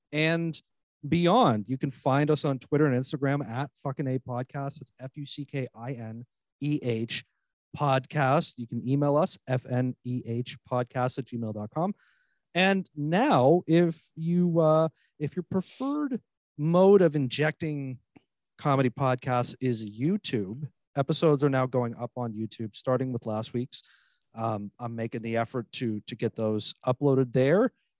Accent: Missouri, United States; I'm from Missouri. Three things I love. The Arch, St. Louis Cardinals

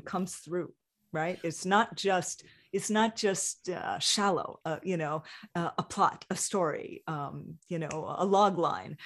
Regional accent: Hawaii, United States; moved away; growing up in Hawaii

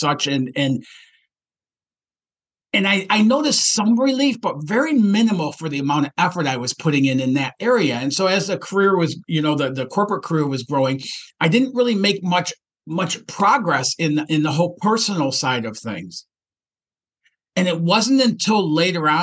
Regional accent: Detroit, Michigan, United States; I grew up in Detroit, Michigan

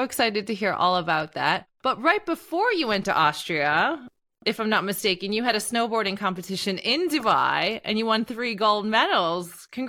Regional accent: Canada; I'm Canadian, and that's the first question people ask me when they find out I'm Canadian is if I can ski and snowboard, and I'm not very good at it. And I always make the excuse that I didn't grow up near any big ski hills.

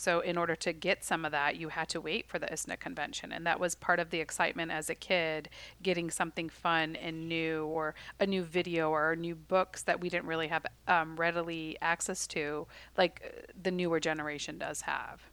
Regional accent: Chicago, Illinois, United States; growing up in the Chicagoland area

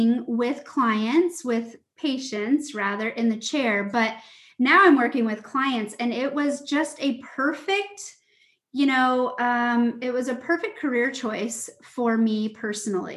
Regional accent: Lake Tapps, Washington, United States; I grew up on Lake Taps

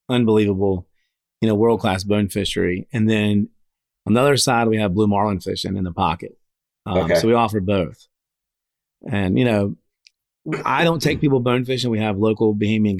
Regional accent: North Carolina, United States; moved away; I'm originally from North Carolina.

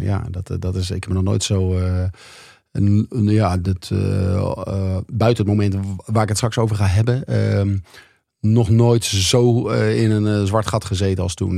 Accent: Leusden, Utrecht, Netherlands; mijn ouderlijke huis, waar ik ben opgegroeid

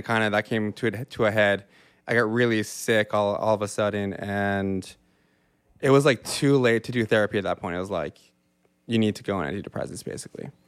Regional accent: Yarmouth, Nova Scotia, Canada; moved away as an adult; now in Halifax, Canada; I grew up in Yarmouth, Nova Scotia, which is three hours from where we're sitting right now in a small Acadian community

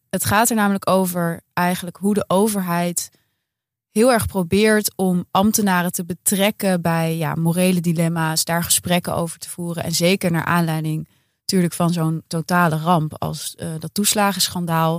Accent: Amsterdam, North Holland, Netherlands; wij eh, lopen als Amsterdammers

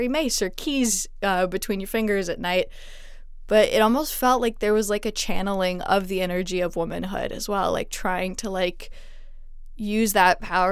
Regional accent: Montreal, Quebec, Canada; moved away; Because I grew up in Montreal, there's a lot of Canadian isms that I actually missed out on because a lot of what I know is like French Canadian slang

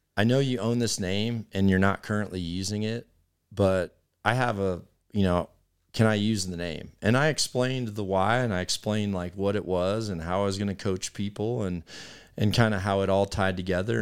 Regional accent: United States; here as a American community

